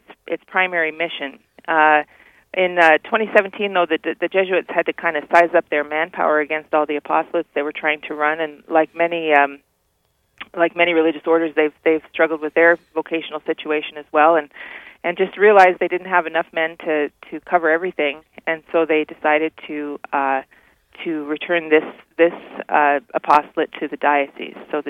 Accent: Faith, South Dakota, United States; moved away as an adult; also born or lived in Ohio / Austria / Ireland / Oklahoma City; I grew up in Faith, South Dakota

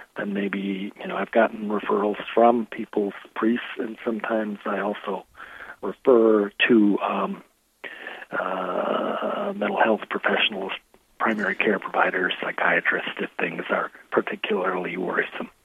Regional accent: Rochester, Minnesota, United States; also born or lived in Collegeville, Minnesota / Madison, Wisconsin; I am born and raised in Rochester, Minnesota

